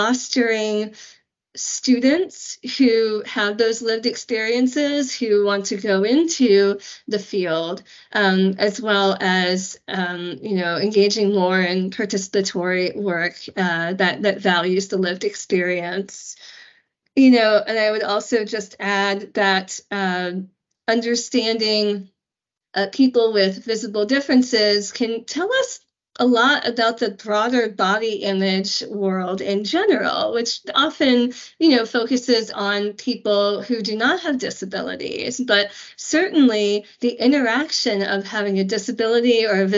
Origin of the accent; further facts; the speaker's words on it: United States; as an American